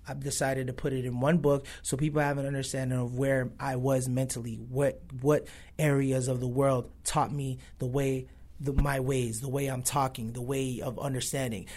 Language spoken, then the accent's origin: English; Buffalo, New York, United States; also born or lived in Toronto, Canada / Los Angeles; I was born in Toronto, raised in Buffalo, New York